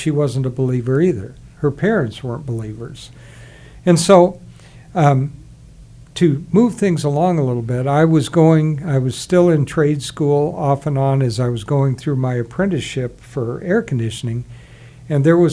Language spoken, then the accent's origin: English; South Carolina, United States; I was actually born in South Carolina